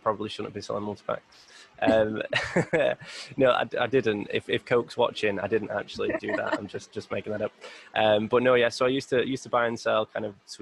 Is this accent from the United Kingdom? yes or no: yes; Bury, North West England, United Kingdom; I grew up in a little area called Bury, which is the suburb of Manchester.